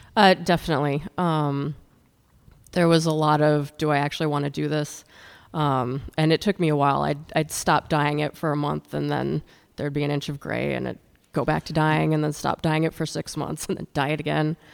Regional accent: Wisconsin and Minnesota, Midwest, United States; now in California, United States; I moved here from Wisconsin and Minnesota, where I grew up.

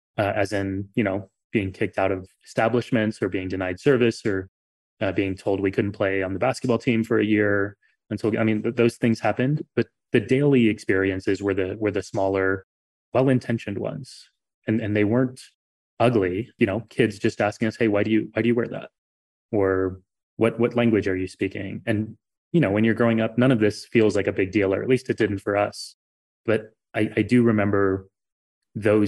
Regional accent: San Antonio, Texas, United States; now in New York City, United States; my life growing up in Texas was great. My three brothers, we were the only kids in all of South Texas at the time with turbans

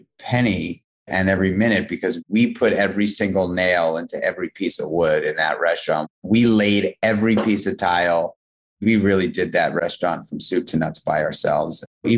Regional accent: New York City, New York, United States; I grew up in New York City as a kid

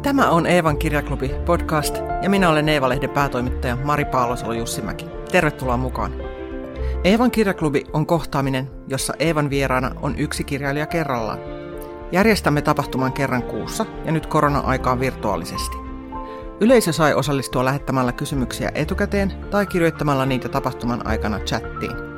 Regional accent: Pori, Satakunta, Finland; moved away; Koska olen itsekin Porista kotoisin

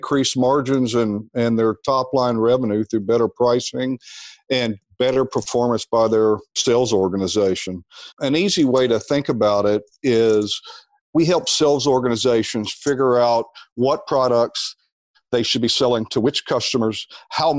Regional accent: Little Rock, Arkansas, United States; also born or lived in Dallas / New Jersey; now in Austin, United States; I grew up in Little Rock, Arkansas

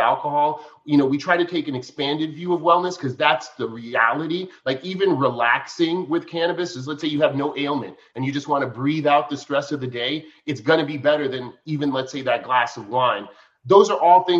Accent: New York, United States; moved away as an adult; out of my hometown, you know, even though New York's a big city, I was kind of a townie

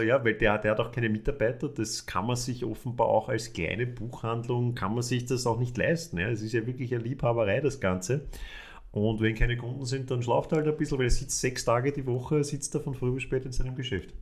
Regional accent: Vienna, Austria; als Wiener

